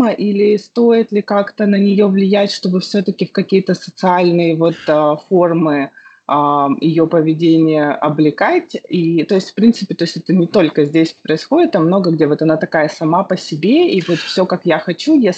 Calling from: Jacksonville, Florida, United States; А город мы сейчас находимся в Джексонвилле. Мы до этого жили в Нью-Йорке

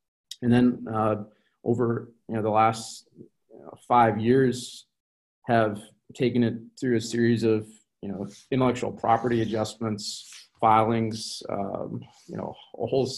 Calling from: Minneapolis, Minnesota, United States; So I'm from Minneapolis. I'm calling from Minneapolis, Minnesota in the U.S.

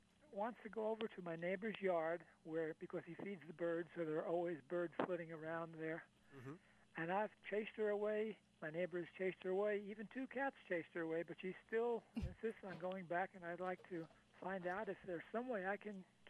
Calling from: Barboursville, West Virginia, United States; Barboursville, West Virginia.

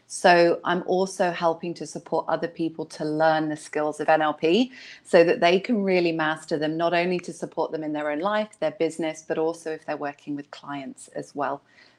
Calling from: Hong Kong; And I'm dialing in from Hong Kong.

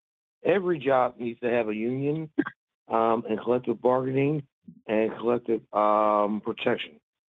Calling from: Philadelphia, Pennsylvania, United States; Hey, it's … from Philly.

